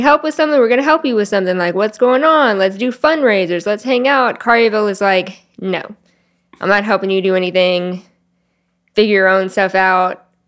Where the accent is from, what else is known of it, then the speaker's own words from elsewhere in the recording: Collierville, Tennessee, United States; also born or lived in Memphis; I grew up in Carryville